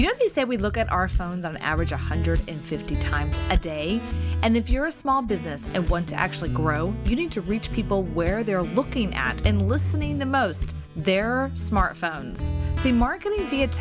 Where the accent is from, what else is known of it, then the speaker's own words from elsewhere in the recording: Texas, United States; I'm a Texan